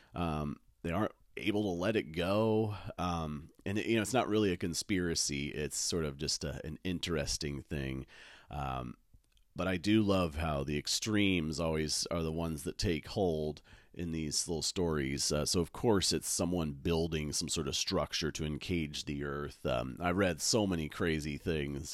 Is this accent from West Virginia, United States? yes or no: no; Medford, Oregon, United States; now in Portland, United States; I grew up in Medford